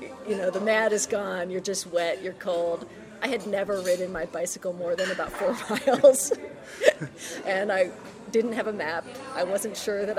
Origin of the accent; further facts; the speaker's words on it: Plainfield, New Jersey, United States; We're both from New Jersey